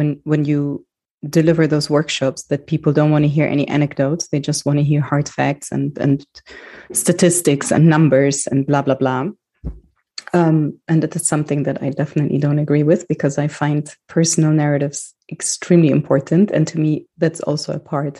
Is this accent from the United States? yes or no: no; Germany; I grew up in Germany